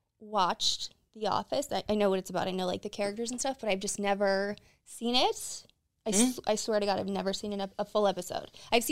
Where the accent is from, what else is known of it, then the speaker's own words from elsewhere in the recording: Clarks Summit, Pennsylvania, United States; So I am from Pennsylvania. I'm not from Scranton, Pennsylvania. I'm from a town like 10 minutes over, but I always just say Scranton because the town that I'm from is Clark Summit